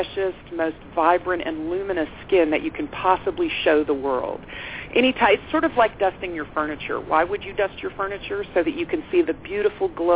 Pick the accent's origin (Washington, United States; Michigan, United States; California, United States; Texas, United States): Texas, United States; I'm a Texan